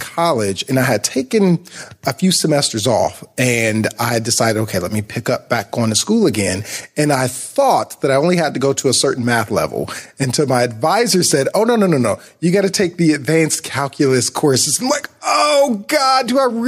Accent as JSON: {"language": "English", "town": "Akron", "region": "Ohio", "country": "United States", "tie": "born or raised there", "also_born_or_lived": "Columbus, Ohio / Greensboro, North Carolina / Dayton, Ohio", "said": "I was born and raised in Akron and stayed there till I was about 19"}